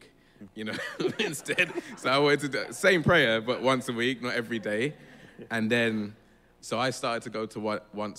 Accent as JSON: {"language": "English", "region": "London", "country": "United Kingdom", "tie": "born or raised there", "said": "I'm from London. I was born and bred here. Lambeth as well, Vauxhall."}